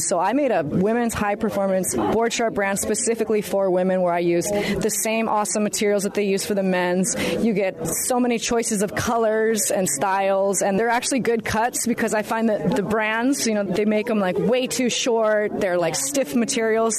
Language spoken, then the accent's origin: English; Hawaii, United States; also born or lived in Kauai; a young girl growing up in Hawaii